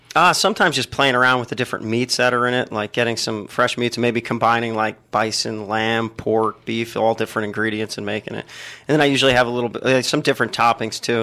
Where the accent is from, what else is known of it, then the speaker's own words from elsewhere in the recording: New Jersey, United States; now in Columbus, United States; growing up in New Jersey